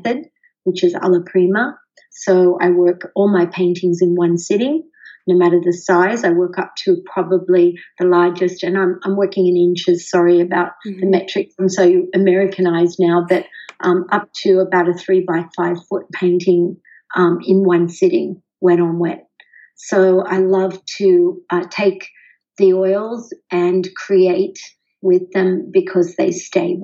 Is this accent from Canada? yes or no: no; Sydney, New South Wales, Australia; moved away as an adult; now in San Diego, United States; I was born in Sydney. I'm an Aussie, and I have lived half of my life in Australia and half of it over here in the United States, specifically in San Diego.